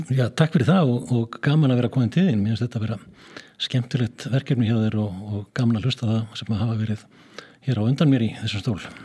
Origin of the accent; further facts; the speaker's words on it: Skagafjörður, Northwestern Region, Iceland; moved away; norður í Skagafjörð og að mínar heimaslóður